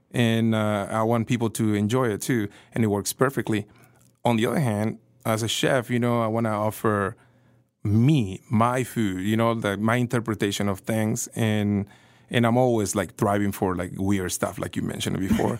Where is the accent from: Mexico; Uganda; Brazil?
Mexico; Coatzacoalcos, Veracruz; now in Kansas City, United States; I'm from Veracruz